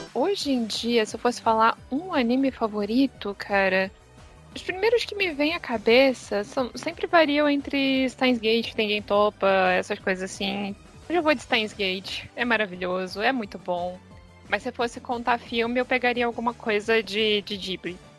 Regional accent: Rio de Janeiro, Brazil; now in Arraial do Cabo, Brazil; Eu sou do Rio de Janeiro, mas eu tô morando em Arraial do Cabo

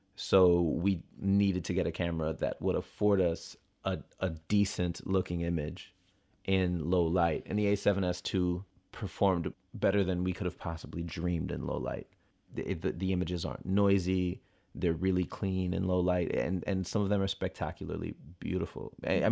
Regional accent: Miami, Florida, United States; moved away; I'm from Miami and I know what it's like

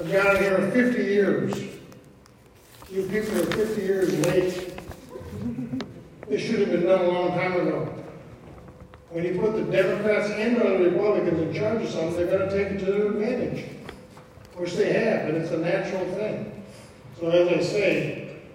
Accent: Lincoln Park, Michigan, United States; also born or lived in Dearborn, Michigan; now in Wyandotte, United States; I grew up in Lincoln Park, 20 years in Dearborn, and now I'm in Wyandotte.

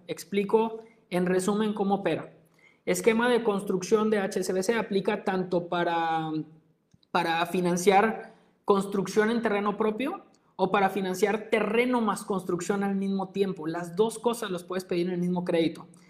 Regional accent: Mexico; nuestro país

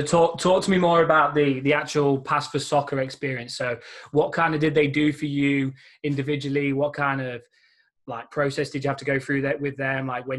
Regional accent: England, United Kingdom; moved away as an adult; also born or lived in Kentucky; now in United States; So obviously we're both English. We both came over at the same time.

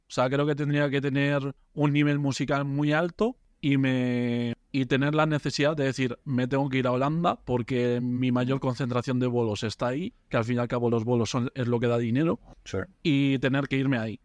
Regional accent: a village in Soria, Castile and León, Spain; now in Madrid, Spain; yo no soy de Madrid, soy de un pueblo de Soria, de la montaña

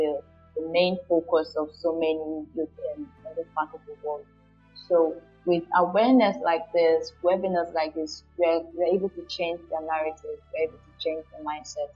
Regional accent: Nigeria; I'm a Nigerian

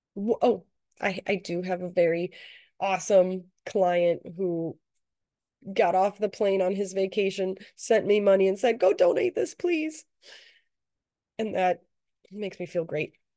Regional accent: United States

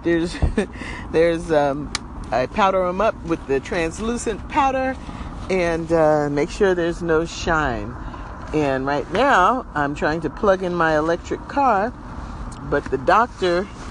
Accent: New Jersey, United States; moved away as an adult; also born or lived in upstate New York; now in California, United States; was born and raised in New Jersey, and I went to undergrad in upstate New York

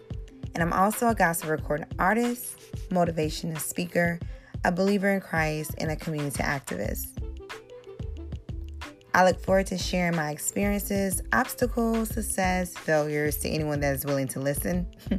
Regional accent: the South, United States; I am born and raised in the South

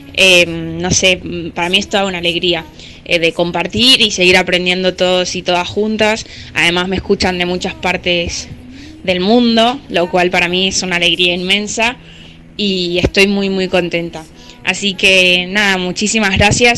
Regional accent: Argentina; now in Alicante, Spain; Soy argentina, pero ahora estoy viviendo en España

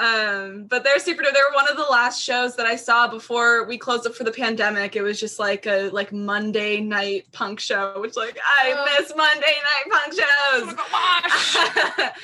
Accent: near Seattle, Washington, United States; I grew up near Seattle, not in the city. Um, I grew up in the suburbs on the east side, hated it forever.

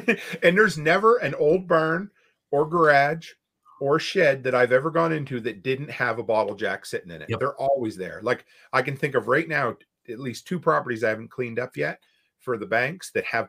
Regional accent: East Coast, United States; You know, so for me, I growing up on the East Coast, you know, I grew up near the ocean.

